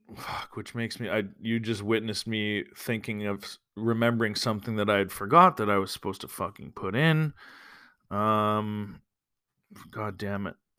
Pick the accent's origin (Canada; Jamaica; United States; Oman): Canada; Alberta; moved away; I'm from Alberta